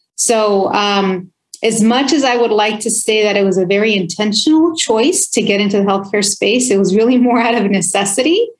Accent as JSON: {"language": "English", "town": "Oxnard", "region": "California", "country": "United States", "tie": "born or raised there", "first_language": "Spanish", "second_language": "English", "said": "grew up in Oxnard, California"}